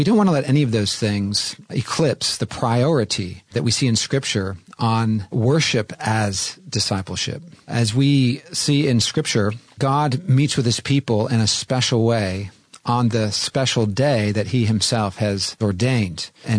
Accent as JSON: {"language": "English", "region": "California", "country": "United States", "tie": "born or raised there", "said": "Of course, having grown up in California, there's something about coming back to my home state."}